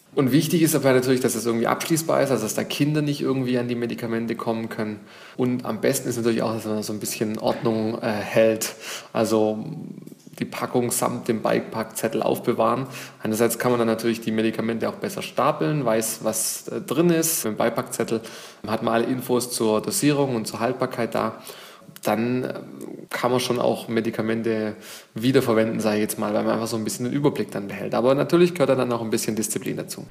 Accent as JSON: {"language": "German", "country": "Germany", "said": "bei uns in Deutschland"}